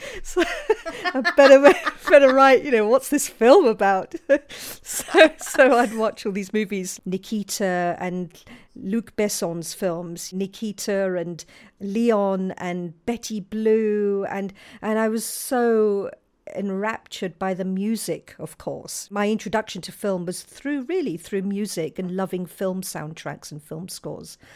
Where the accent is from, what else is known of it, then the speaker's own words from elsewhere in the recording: London, United Kingdom; I was born and brought up in Balham in southwest London